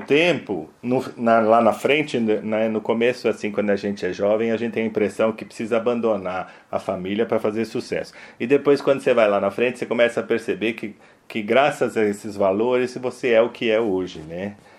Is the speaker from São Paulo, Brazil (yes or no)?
yes; São Paulo, Brazil; para nós aqui paulistanos, para aqui de São Paulo